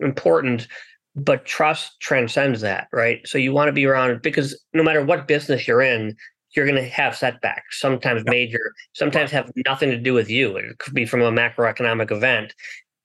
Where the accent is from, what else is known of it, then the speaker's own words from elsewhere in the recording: United States; I was born in the United States.